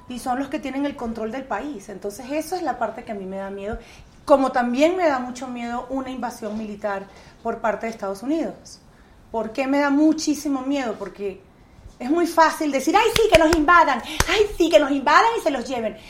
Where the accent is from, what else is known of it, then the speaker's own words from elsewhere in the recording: Venezuela; moved away as an adult; also born or lived in Miami; now in California, United States; Cuando yo me fui de Venezuela, Chávez estaba preso, por cierto. Y el presidente era Rafael Caldera cuando yo me fui de mi país la primera vez.